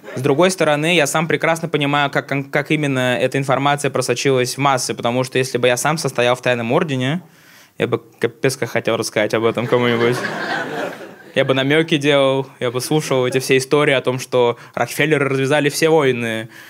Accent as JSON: {"language": "Russian", "region": "Tatarstan", "country": "Russia", "tie": "born or raised there", "said": "Я родом с Татарстана сам"}